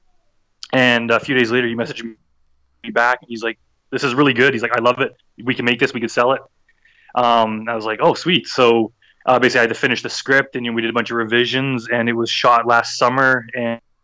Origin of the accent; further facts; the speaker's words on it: Edmonton, Alberta, Canada; my city of Edmonton in Canada